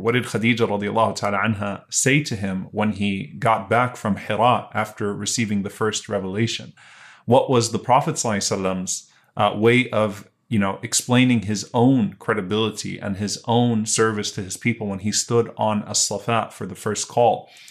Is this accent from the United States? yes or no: yes; Louisiana, United States; I grew up in Louisiana